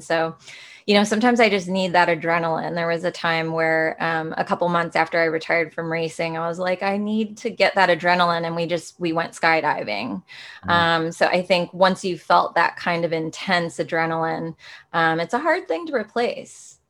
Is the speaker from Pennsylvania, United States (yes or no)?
no; Rochester, Minnesota, United States; I got to grow up in the, the, very cold Minnesota